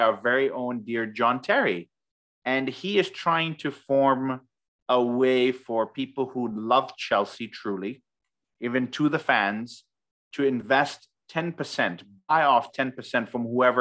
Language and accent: English; Ghana; we are from Ghana